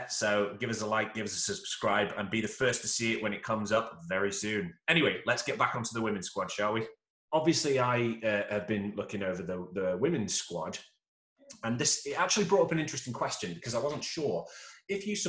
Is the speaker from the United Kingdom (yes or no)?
yes; Stoke-on-Trent, West Midlands, United Kingdom; I'm from Stoke-on-Trent